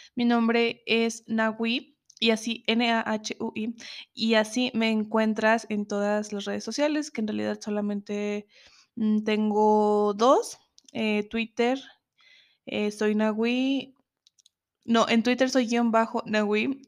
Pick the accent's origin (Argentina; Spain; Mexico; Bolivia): Mexico; Zacatecas; Estuve un tiempo mm, fuera de Zacatecas, de donde soy.